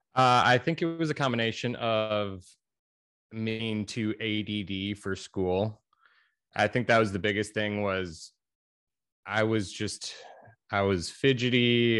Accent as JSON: {"language": "English", "area": "Chicago suburbs", "region": "Illinois", "country": "United States", "moved": "as an adult", "lives_now": "Greensboro, United States", "said": "I am from the Chicago suburbs in Illinois"}